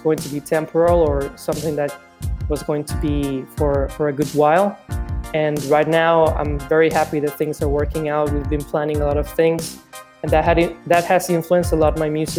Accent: Mexico; English is a second language; also born or lived in Chicago, United States; Growing up here in Mexico

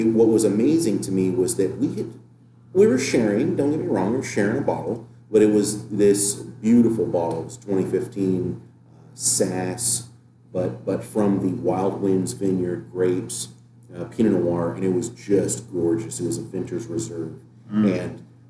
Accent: United States; We're American

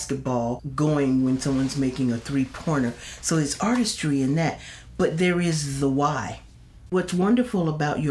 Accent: St. Petersburg, Florida, United States; I was born in St. Petersburg

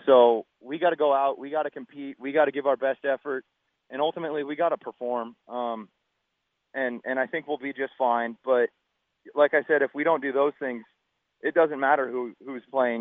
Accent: Pacific Northwest, United States; I grew up a Mariners guy just because I'm from the Northwest here

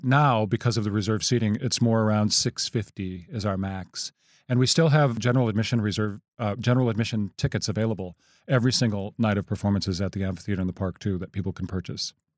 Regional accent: rural Wisconsin outside of Madison, United States; also born or lived in South Dakota / Florida / New York City; we moved to rural Wisconsin outside of Madison, and that's where I spent my boyhood

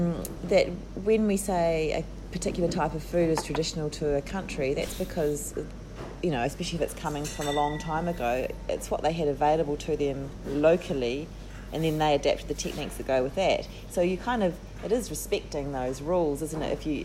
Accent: New Zealand; now in Melbourne, Australia; Yeah, I'm from New Zealand.

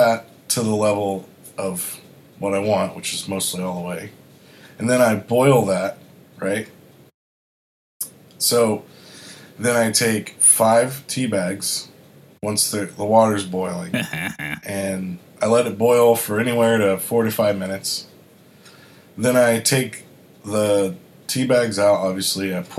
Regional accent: Florida, United States; born there; also born or lived in Arkansas / South Carolina / Kentucky / Massachusetts; I was born in Florida, I lived in the South most of my life. So I've lived in Arkansas, South Carolina, Kentucky, Florida again. Then I moved to Massachusetts.

